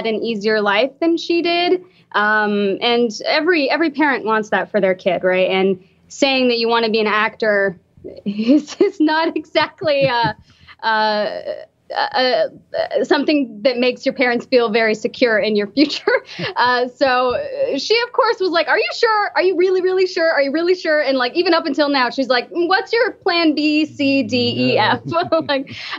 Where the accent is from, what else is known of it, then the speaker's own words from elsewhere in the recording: United States; I am a first-generation American myself. I'm Egyptian-American. Both of my parents are immigrants from Egypt.